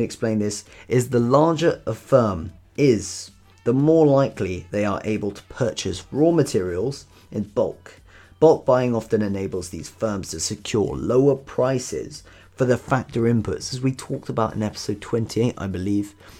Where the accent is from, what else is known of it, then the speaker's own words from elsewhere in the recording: United Kingdom; in the UK, in my home country here